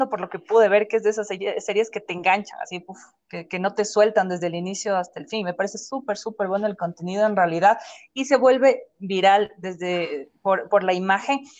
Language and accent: Spanish; Ecuador; Pero eso puedo decir yo como ecuatoriano.